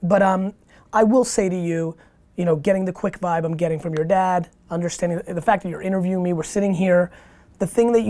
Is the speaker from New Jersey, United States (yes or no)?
yes; Edison, New Jersey, United States; English is a second language; also born or lived in Queens, New York; I wasn't born in America. I came here when I was 3, and when I moved to Edison, New Jersey